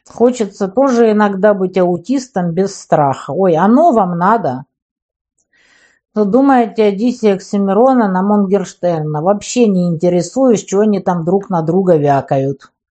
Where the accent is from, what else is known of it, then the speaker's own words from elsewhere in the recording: Ukraine; Я вот украинка